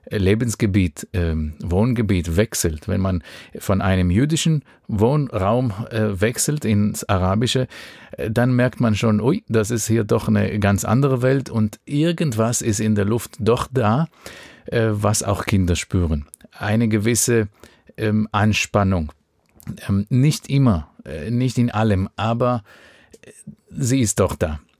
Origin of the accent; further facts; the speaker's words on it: Israel; Wenn du in Israel geboren und aufgewachsen bist, das ist bei mir 1982 der Fall gew